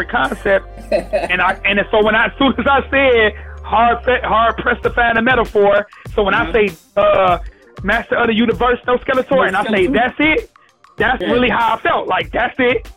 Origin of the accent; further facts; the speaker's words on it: Detroit, Michigan, United States; I'm from Detroit